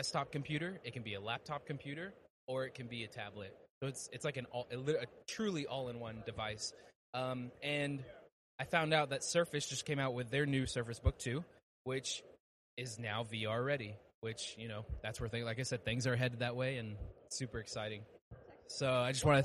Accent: Dallas, Texas, United States; I'm from Dallas, Texas

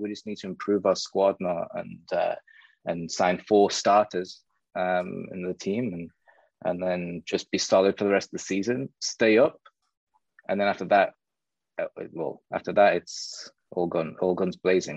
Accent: South Shields, North East England, United Kingdom; now in Miami, United States; I'm from South Shields, which is in the northeast of England, like 20 minutes from Newcastle. So I was born there, I grew up there.

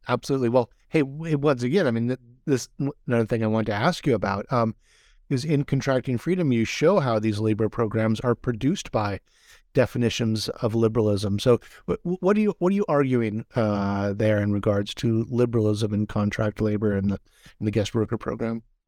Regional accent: Hawaii, United States; now in California, United States; I'm from Hawaii and been living in California

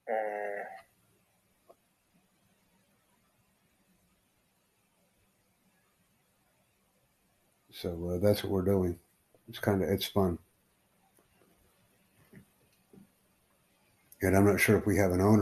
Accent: United States; I'm from the Estados Unidos, man. I'm from the United States

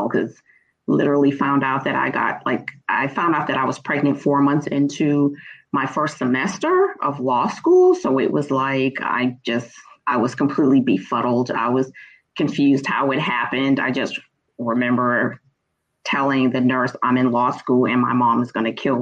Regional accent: Boston, Massachusetts, United States; I'm originally from Boston, Massachusetts. The part of Boston is Dorchester, born and raised

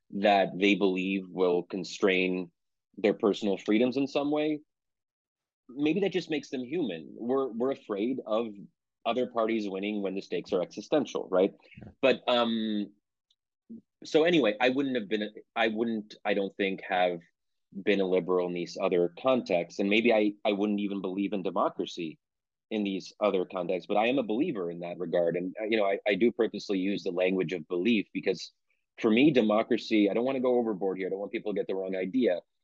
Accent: Pennsylvania, United States; I'm born and raised in Pennsylvania

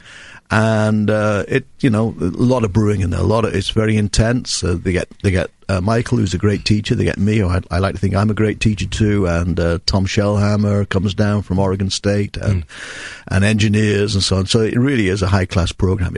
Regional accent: England, United Kingdom; moved away as an adult; now in United States

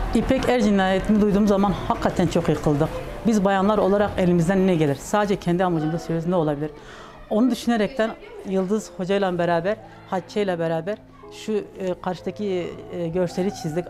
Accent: Batman Province, Turkey; 1976 ee, Batman doğumluyum.

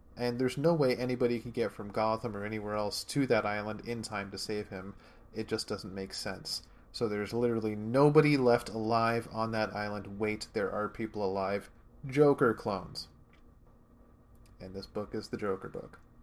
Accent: Canada; inner Canadian

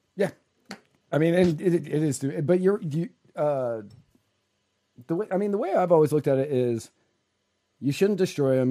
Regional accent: Virginia, United States; I grew up in Virginia

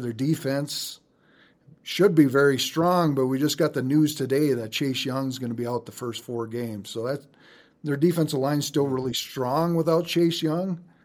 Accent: North Dakota, United States; my home state of North Dakota

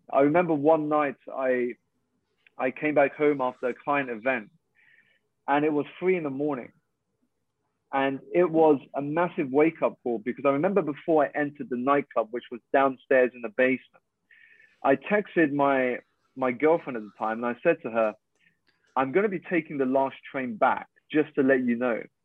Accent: United Kingdom; i'm Malaysian Chinese. I was born here in the UK to two Malaysian parents

